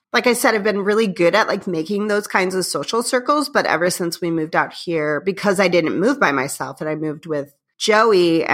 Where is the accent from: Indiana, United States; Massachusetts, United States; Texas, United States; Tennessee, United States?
Indiana, United States; I grew up in Northwest Indiana, the region, as people call it. It's about 20 minutes outside of Chicago.